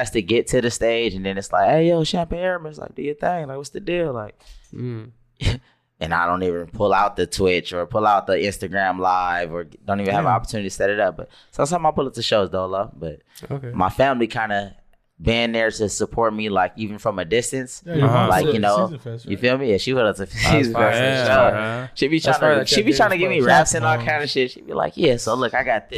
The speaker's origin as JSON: {"language": "English", "area": "Inland Empire", "region": "California", "country": "United States", "also_born_or_lived": "Fontana, California / Rialto, California / Ontario, California", "said": "I'm from the Inland Empire, man."}